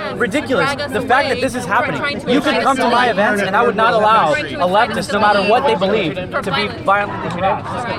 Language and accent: English; United States; My people are the American people. I've been in this country my whole life. I'm an American citizen.